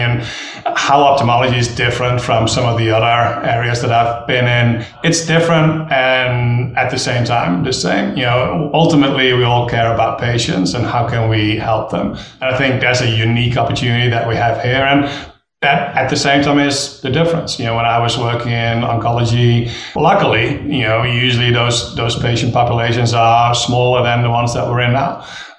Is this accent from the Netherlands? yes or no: yes; Netherlands; English is a second language; now in United States; Dutch national, still am, but studied partly in Australia.